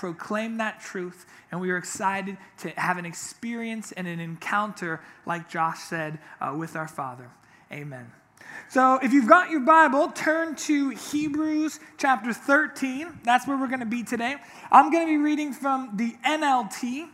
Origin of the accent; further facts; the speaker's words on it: Orange County, California, United States; I grew up here in Orange County my whole life